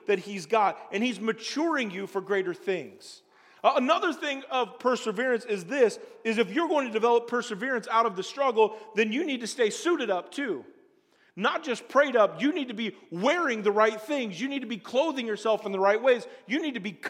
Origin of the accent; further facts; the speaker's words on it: Springfield, Illinois, United States; moved away as an adult; also born or lived in Colorado; I'm from Springfield, Illinois. We don't do white water rafting in the town I grew up in.